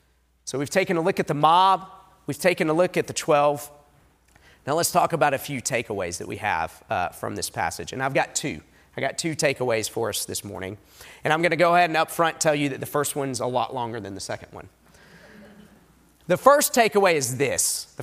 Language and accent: English; Southeast, United States; back east, I grew up in the Southeast, people will talk about mountains. And I love the Appalachian Mountains.